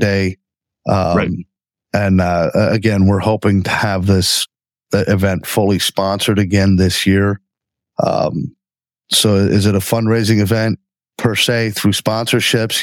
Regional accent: Redondo Beach, California, United States; now in Lancaster, United States; I was born in Redondo Beach, California, moved out here in 1974

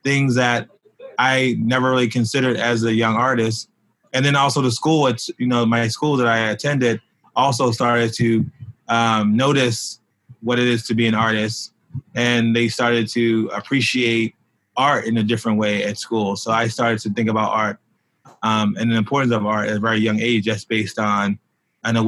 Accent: Baltimore, Maryland, United States; moved away as an adult; now in New York, United States; when I was in elementary school in Baltimore, which is my hometown

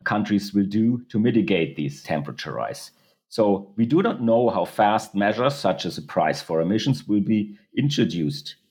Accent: Germany; in Europe, where I'm coming from Germany

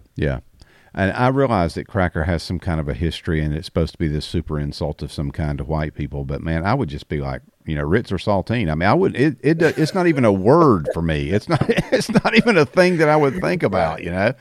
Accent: the South, United States; I, I'm only speaking from the South 'cause I have never lived anywhere else

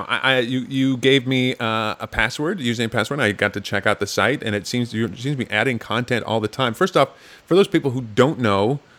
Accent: North Dakota, United States; now in New York, United States; I grew up on a farm in North Dakota

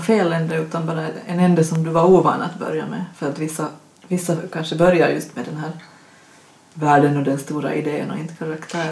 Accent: Finland; accent: Finland-Swedish; som ni kanske hör på min dialekt så vi var en grupp med finlandssvenska författare

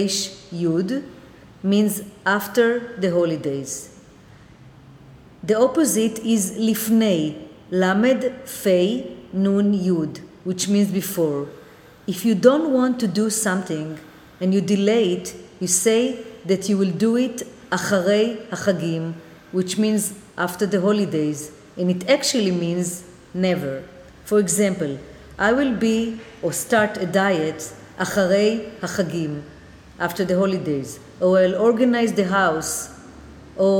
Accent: Jerusalem, Israel; born or raised there; moved away as an adult; also born or lived in New York City; now in New York, United States

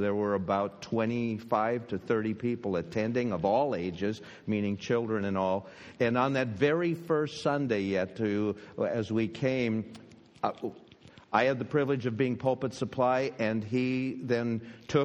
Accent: Minnesota, United States; moved away as an adult; also born or lived in Pennsylvania; we grew up in a family in Minnesota

